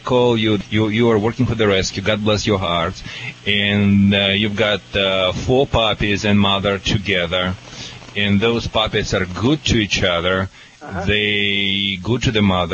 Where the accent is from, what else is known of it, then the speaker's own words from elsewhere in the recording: Russia; English is a second language; moved away as an adult; also born or lived in Michigan; now in California, United States; when I was a little boy, you know, I was living in a little Russian village